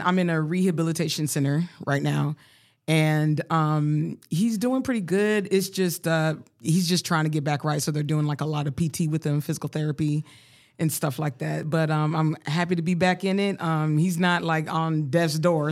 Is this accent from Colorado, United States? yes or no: yes; Colorado, United States; growing up in Colorado